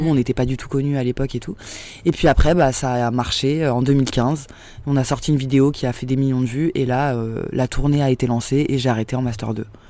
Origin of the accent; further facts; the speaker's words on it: Saint-Denis, Île-de-France, France; J'ai grandi à Saint-Denis en banlieue parisienne